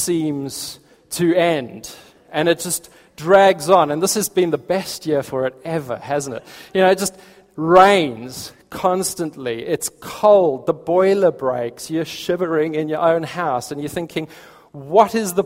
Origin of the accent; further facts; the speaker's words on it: Port Elizabeth, Eastern Cape, South Africa; moved away as an adult; now in Sutton Coldfield, United Kingdom; We come from South Africa originally, lived in Port Elizabeth.